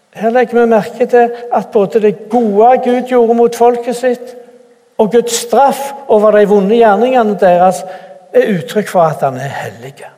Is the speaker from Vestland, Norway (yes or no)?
no; Randaberg, Rogaland, Norway; moved away as an adult; also born or lived in Cameroon / Bjerkreim / Bore; Jeg er opprinnelig fra Randaberg